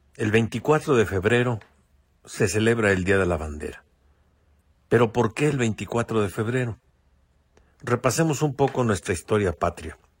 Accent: Mexico; a todos nos incumbe como mexicanos

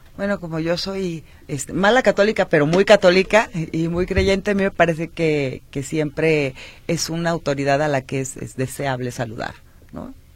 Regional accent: Guadalajara, Jalisco, Mexico; Soy tapatía de nacimiento, mis hijos son tapatíos, estudié la primaria, la secundaria, el la Escuela Politécnica de Guadalajara

